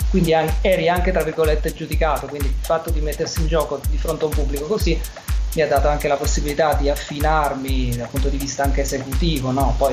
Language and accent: Italian; Salerno, Campania, Italy; moved away as an adult; now in Milan, Italy; io mi sono trasferito a Milano nel 2005, sono originario di Salerno